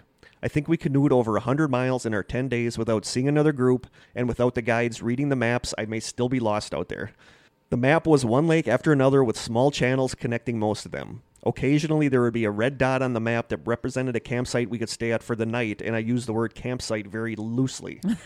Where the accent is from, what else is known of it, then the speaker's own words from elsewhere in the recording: Manitowoc, Wisconsin, United States; Basically, when there is nothing else to do growing up in Manitowoc, Wisconsin, you drive around aimlessly on back roads in the middle of nowhere